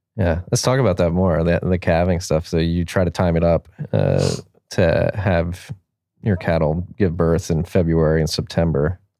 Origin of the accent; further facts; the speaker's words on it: Philadelphia, Pennsylvania, United States; now in Austin, United States; I'm from Philadelphia